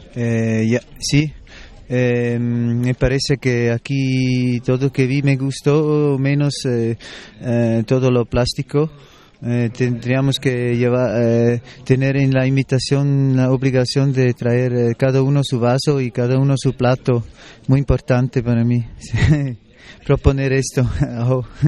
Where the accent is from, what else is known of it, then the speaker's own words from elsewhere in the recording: Switzerland; De Suiza.